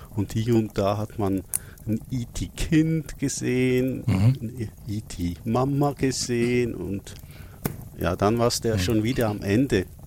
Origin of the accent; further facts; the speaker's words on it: Switzerland; als Schweizer muss ich das ja schon fragen